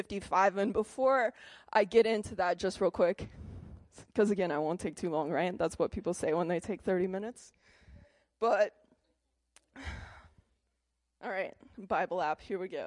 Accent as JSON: {"language": "English", "town": "Lamar", "country": "United States", "said": "I'm, like, 14 years old. I'm from Lamar"}